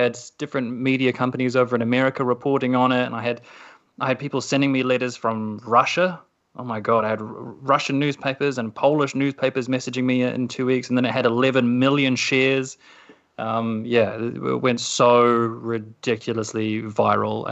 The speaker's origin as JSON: {"language": "English", "country": "New Zealand", "said": "as a New Zealander"}